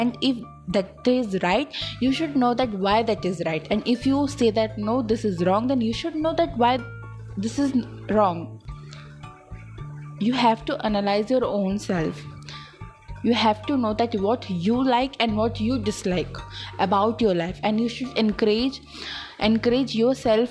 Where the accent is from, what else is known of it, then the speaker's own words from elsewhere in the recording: India; I am from India